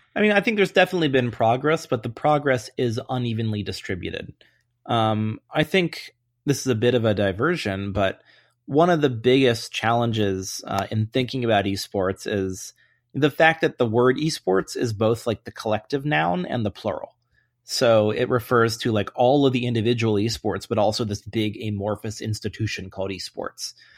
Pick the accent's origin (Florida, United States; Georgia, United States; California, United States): Georgia, United States; Atlanta; I grew up in Atlanta, uh, when the Braves were really, really good